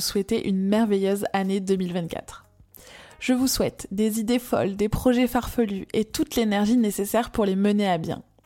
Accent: France; accent: chantant (sing-song, likely southern French)

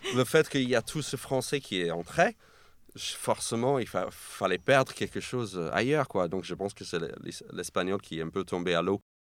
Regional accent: New York, United States; French is a second language; now in France; je suis né et j'ai grandi à New York, mais mes parents sont argentins.

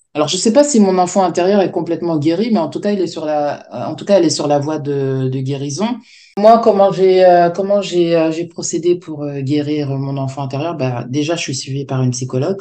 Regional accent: France; Je suis née en France, de parents africains.

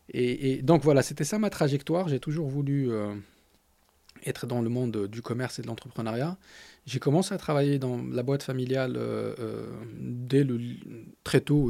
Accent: Agadir, Souss-Massa, Morocco; French is a second language; moved away as an adult; now in France; j'ai grandi à Gadir

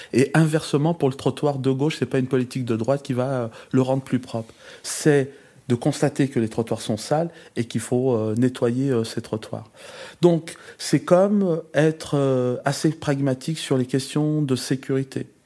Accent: Givors, Auvergne-Rhône-Alpes, France; je suis, un natif de Givors, donc je suis né euh, euh, à l'hôpital Mongela, l'unique hôpital de, la ville.

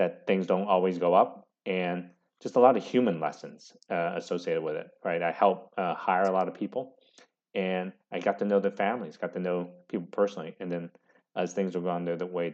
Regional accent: San Francisco Bay Area, California, United States; I grew up in the San Francisco Bay Area

